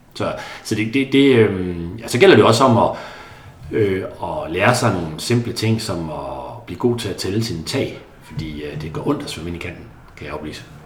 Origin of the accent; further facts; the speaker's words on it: a small town just outside Karup, Central Denmark Region, Denmark; i en lille by lidt uden for Karup, hvor jeg voksede op